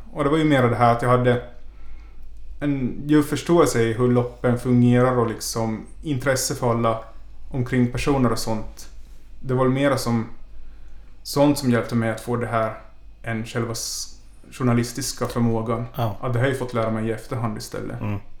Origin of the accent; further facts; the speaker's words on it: Ostrobothnia, Finland; now in Stockholm, Sweden; resten av familjen är hemma i Finland, därifrån jag kommer